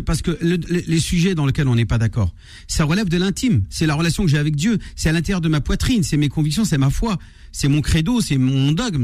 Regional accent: France; nous avons grandi en France, nous avons étudié sur les bancs de l'école de la République

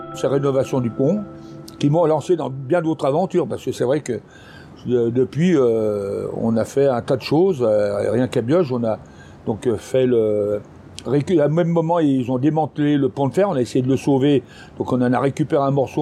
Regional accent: France; moved away; je suis parti de Bioche

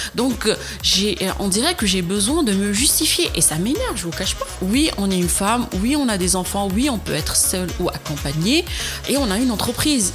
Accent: Constantine, Constantine Province, Algeria; now in France; mon enfance à Constantine où ma grand-mère faisait de la citronnade

